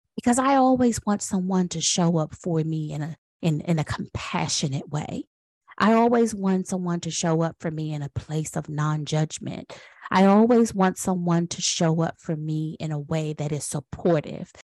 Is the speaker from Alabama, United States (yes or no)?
no; Washington, District of Columbia, United States; now in North Carolina, United States; I am a proud Washingtonian. So I was born and raised in Washington, D C